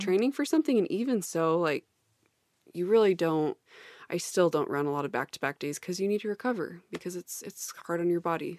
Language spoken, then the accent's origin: English; Salt Lake City, Utah, United States; moved away as an adult; also born or lived in Austin; I'm just like Corinne from Salt Lake City. We grew up in the same household